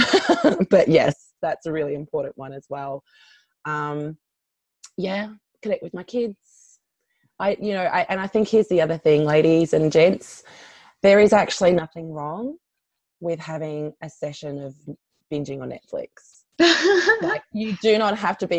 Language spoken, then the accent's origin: English; Australia; I'm an Australian